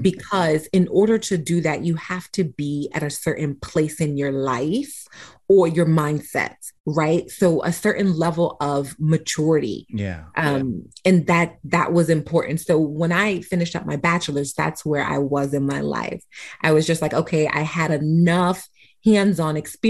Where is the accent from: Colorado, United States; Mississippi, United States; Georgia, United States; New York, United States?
New York, United States; New York City; moved away as an adult; now in Tampa, United States; born and raised in the Bronx, New York